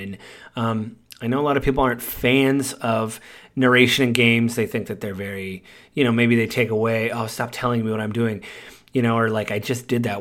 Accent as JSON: {"language": "English", "country": "United States", "said": "I'm American"}